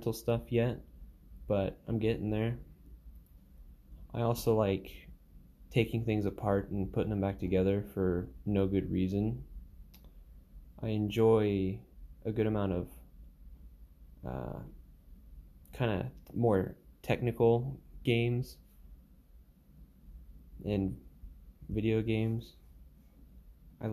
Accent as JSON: {"language": "English", "region": "Alaska", "country": "United States", "moved": "yes", "said": "I come from Alaska"}